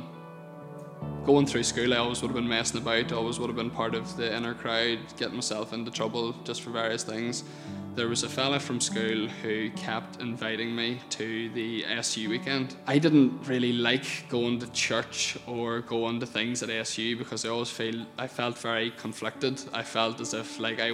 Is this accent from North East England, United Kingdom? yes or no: no; Portadown, Northern Ireland, United Kingdom; I grew up in the Birches outside Portadown